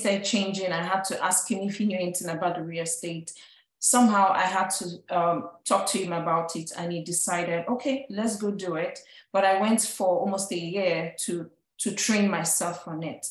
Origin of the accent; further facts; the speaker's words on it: Nigeria; moved away as an adult; now in United States; I'm an immigrant from Nigeria